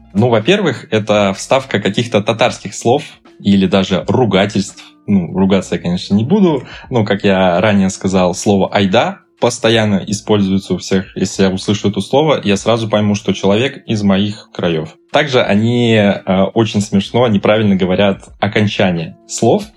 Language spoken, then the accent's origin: Russian; Buguruslan, Orenburg Oblast, Russia; moved away; Я не так давно был в своем родном городе